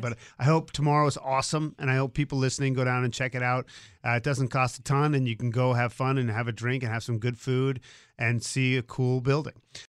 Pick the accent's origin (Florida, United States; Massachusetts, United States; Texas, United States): Massachusetts, United States; Boston; moved away; I grew up in Boston